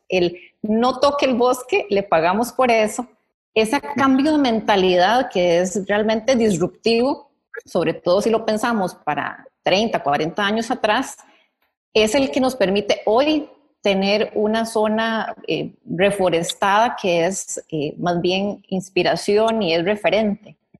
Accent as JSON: {"language": "Spanish", "country": "Costa Rica", "said": "como costarricenses"}